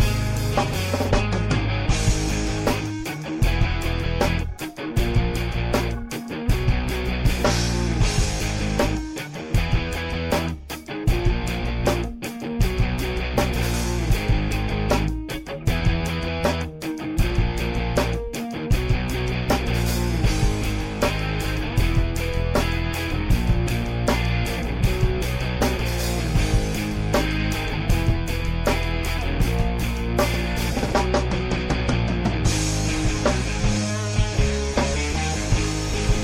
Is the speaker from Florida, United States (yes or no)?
yes; Florida, United States; I'm from Florida.